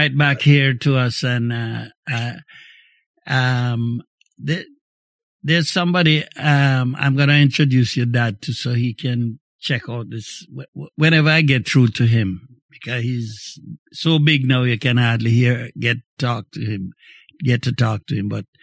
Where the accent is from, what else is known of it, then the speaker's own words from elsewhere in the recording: May Pen, Clarendon, Jamaica; now in Montreal, Canada; in my days growing up in Jamaica